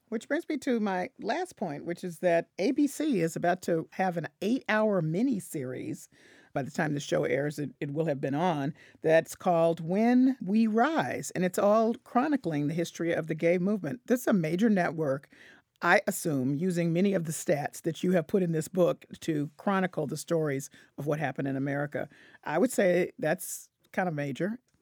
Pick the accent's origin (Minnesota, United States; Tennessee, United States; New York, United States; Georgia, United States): Tennessee, United States; Memphis; I'm from Memphis